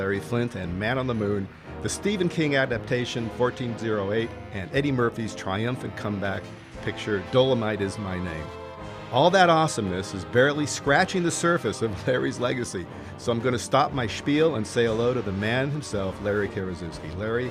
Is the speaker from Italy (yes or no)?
yes; Italy; Whereas I didn't grow up in this country. I grew up in Italy. So I had to watch really weird shows in Italian.